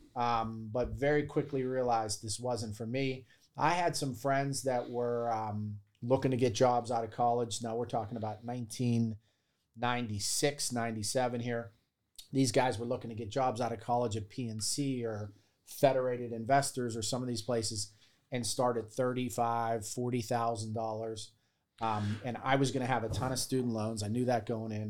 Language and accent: English; Baldwin, Pennsylvania, United States; moved away as an adult; I grew up in Baldwin.